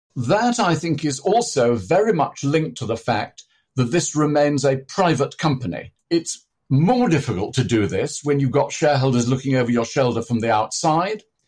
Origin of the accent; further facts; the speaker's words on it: near Manchester, North West England, United Kingdom; I was born near Manchester